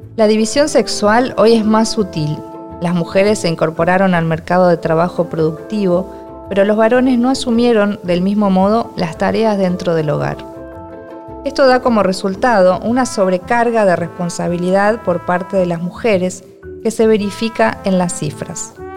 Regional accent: Argentina; soy argentina y escritora.

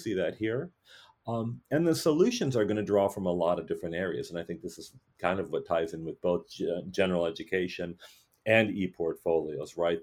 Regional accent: Wisconsin, United States; I've a very privileged white guy, you know, growing up in Wisconsin

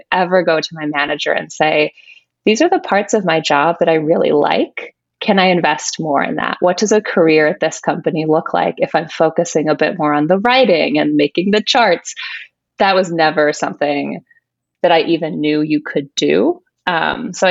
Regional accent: Chicago, Illinois, United States; moved away; also born or lived in San Francisco / New York; I'm originally from the Chicago area

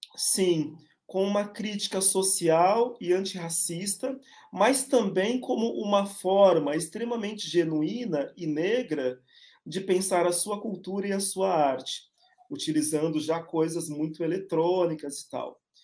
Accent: São Paulo, Brazil; also born or lived in São Bernardo do Campo; eu nasci em São Paulo, uh, lá em São Bernardo, uh, e passei a minha infância na zona leste da cidade de São Paulo

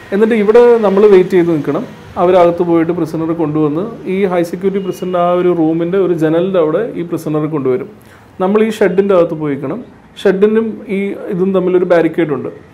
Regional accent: Kozhikode, Kerala, India; now in Thrissur, India; ഞാൻ ആക്ച്വലി കോഴിക്കോട്ടുകാരനാണ് എൻ്റെ permanent address എന്ന് പറയുന്നത് കോഴിക്കോടാണ്

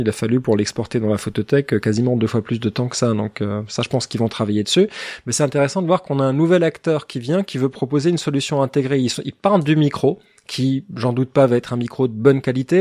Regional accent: Alsace, Grand Est, France; moi, je suis, moi, je suis alsacien

